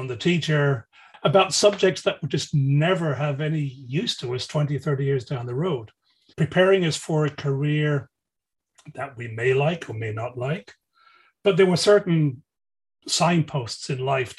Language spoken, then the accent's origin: English; Dublin, Leinster, Ireland; we used to do growing up in Dublin